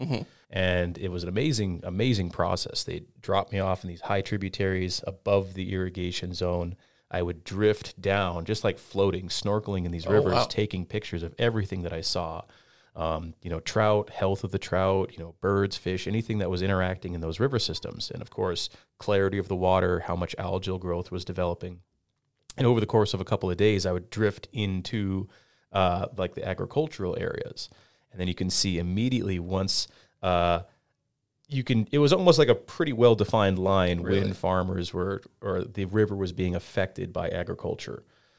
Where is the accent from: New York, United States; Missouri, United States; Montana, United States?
Montana, United States; Flathead Valley; I grew up here in the Flathead